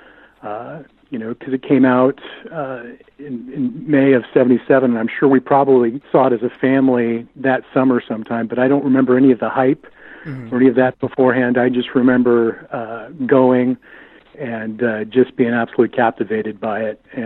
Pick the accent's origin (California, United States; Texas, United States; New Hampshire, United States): California, United States; Windsor; I was raised in the Bay Area, about 60 miles north of San Francisco, in a town called Windsor, and grew up there